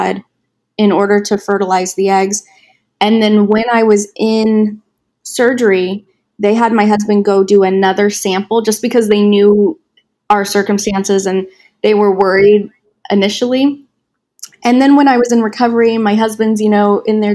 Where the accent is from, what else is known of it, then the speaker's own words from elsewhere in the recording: Wichita, Kansas, United States; moved away as an adult; now in California, United States; my hometown is in Wichita, Kansas